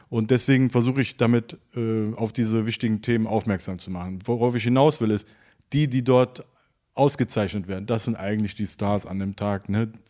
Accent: Cologne, North Rhine-Westphalia, Germany; Gänsehaut als Mensch mit Migrationsgeschichte, der hier aufgewachsen ist, sich dann auch in dem Moment komplett als Kölner äh, zu fühlen und auch äh, ja, ein Teil davon zu sein.

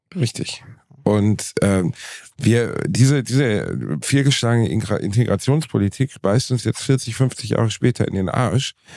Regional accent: Gelsenkirchen, North Rhine-Westphalia, Germany; ich komme aus Gelsenkirchen

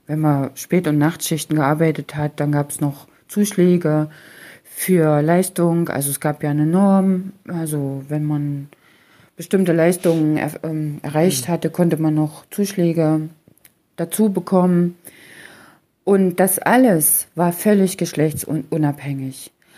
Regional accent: Germany; selbst stamme ja aus der Region Halle-Leipzig.

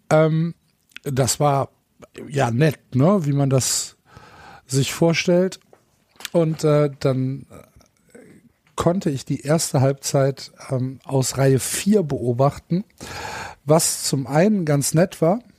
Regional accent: Cologne, North Rhine-Westphalia, Germany; obwohl ich Kölner bin und kein Gladbacher.

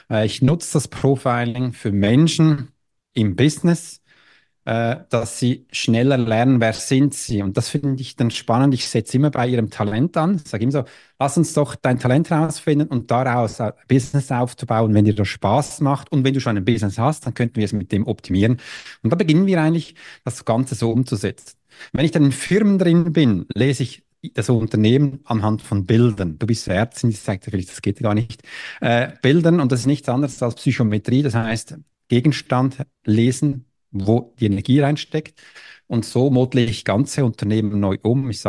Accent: Switzerland; äh, ich bin Schweizer, ja, ich hatte mich, mein Deutsch war ein bisschen schlimmer, aber so bin ich da reingekommen

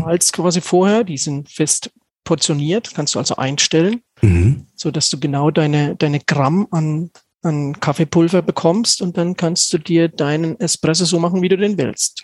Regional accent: Stockheim, Bavaria, Germany; moved away as an adult; also born or lived in Kronach; now in Schweinfurt, Germany; Stockheim, mein Heimatort, ist ähm, quasi im ehemaligen Zonenrandgebiet

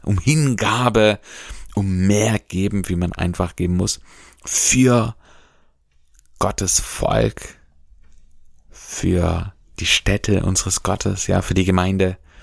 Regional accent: Germany; bei uns in Deutschland

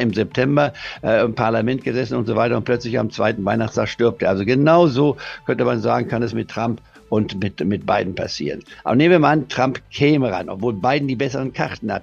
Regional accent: Germany; bei uns in Deutschland

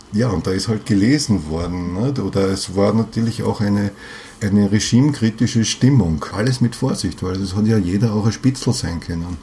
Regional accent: Vienna, Austria; Ich bin Wiener, ja, ich mhm. bin einfach, ich bin hier verwurzelt und ich bin im 15. Bezirk verwurzelt, mhm. ja. Ich, ich lebe in dem Haus, wo ich aufgewachsen bin

